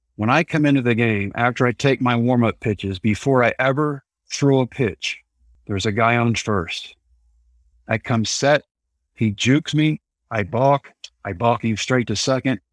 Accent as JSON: {"language": "English", "region": "Texas", "country": "United States", "tie": "born or raised there", "said": "it was my home state and my favorite ballpark, so yeah, it is close to hometown."}